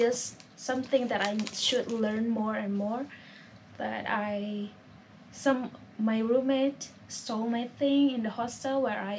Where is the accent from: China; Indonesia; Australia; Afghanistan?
Indonesia; Jakarta; Well, I'm from Indonesia, and this is my last night here, and...